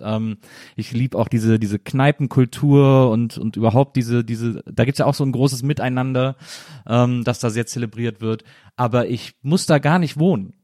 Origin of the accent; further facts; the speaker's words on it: Rhineland, Germany; ich bin ja auch im Rheinland aufgewachsen